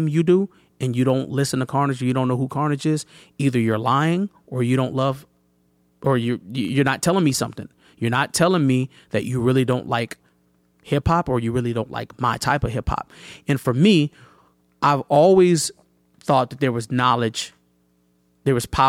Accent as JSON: {"language": "English", "town": "Chicago", "region": "Illinois", "country": "United States", "moved": "yes", "lives_now": "Minnesota, United States"}